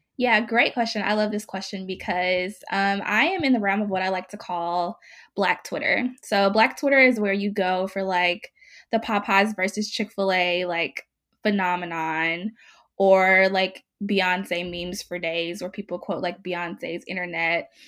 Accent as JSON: {"language": "English", "region": "Mississippi", "country": "United States", "tie": "born or raised there", "moved": "yes", "lives_now": "Oakland, United States", "said": "I am currently based in Oakland, California, and I was born and raised in Mississippi."}